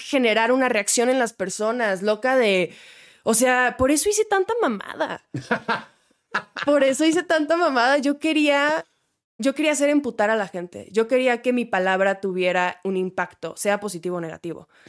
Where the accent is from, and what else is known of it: Mexicali, Baja California, Mexico; born or raised there